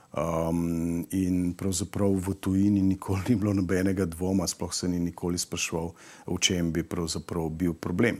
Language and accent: Slovenian; Slovenia; Slovenci smo